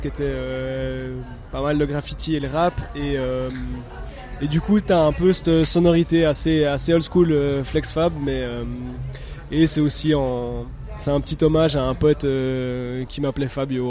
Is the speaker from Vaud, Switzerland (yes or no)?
no; Neuchâtel, Switzerland; je viens de Neuchâtel